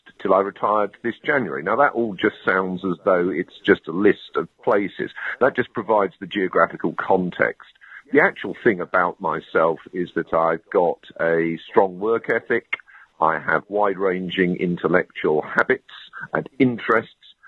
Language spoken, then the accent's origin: English; London, United Kingdom; moved away as an adult; also born or lived in Cambridge / Oxford / Durham / Exeter; I grew up in London